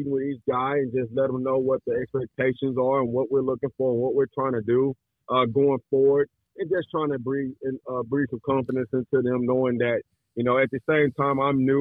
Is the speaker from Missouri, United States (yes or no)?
no; Dallas, Texas, United States; the Dallas market, which, you know, that's where I'm born and raised and have all the relationships